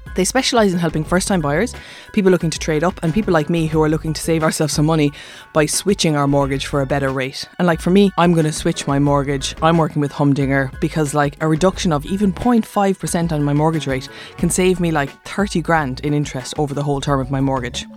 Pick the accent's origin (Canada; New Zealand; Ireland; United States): Ireland; Cork, Munster; I'm from Cork